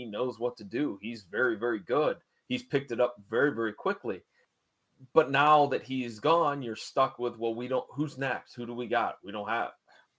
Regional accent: United States; also born or lived in Columbus; We as American fans have seen it all.

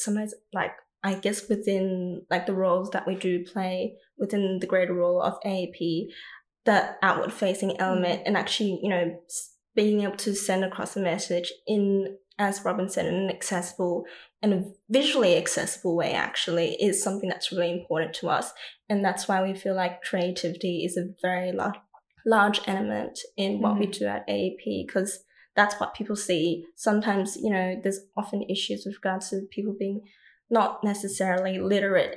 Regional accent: Sydney, New South Wales, Australia; I am Chinese Australian, born and raised in Chinese Australia in a community in Sydney called Hurstville.

